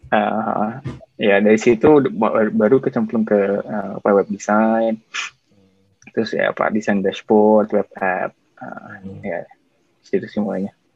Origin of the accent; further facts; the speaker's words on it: Cimahi, West Java, Indonesia; moved away as an adult; now in Singapore; saya lahirnya di Cimahi, Bandung